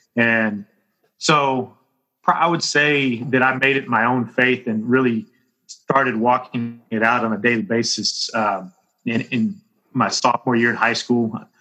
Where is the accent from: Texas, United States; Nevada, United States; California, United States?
Texas, United States; Bryan; I grew up in Bryan, played football, baseball, and basketball in high school there.